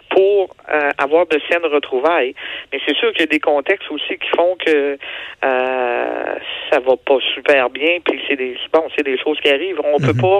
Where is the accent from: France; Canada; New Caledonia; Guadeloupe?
Canada; Quebec